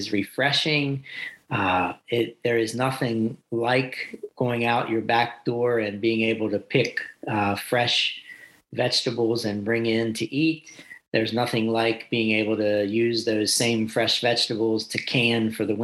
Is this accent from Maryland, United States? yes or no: yes; Talbot County, Maryland, United States; also born or lived in Salisbury, Maryland; I grew up in Talbot County, Maryland, on a large family farm